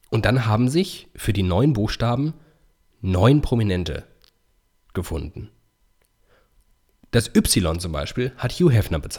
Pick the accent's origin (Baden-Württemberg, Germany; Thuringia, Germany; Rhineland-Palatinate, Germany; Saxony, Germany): Baden-Württemberg, Germany; Iffezheim; in oh. meiner Heimat. Äh, auf, in Iffelsheim.